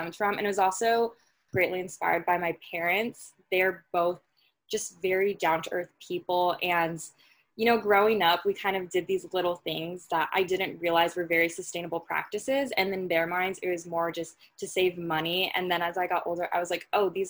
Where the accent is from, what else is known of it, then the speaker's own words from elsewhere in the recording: Los Angeles, California, United States; I grew up in a town called San Pedro, which is technically connected to Los Angeles